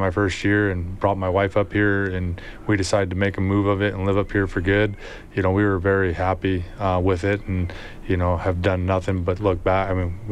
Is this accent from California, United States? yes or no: no; Wisconsin, United States; moved away as an adult; also born or lived in Oregon; now in Edmonton, Canada; I was born in Wisconsin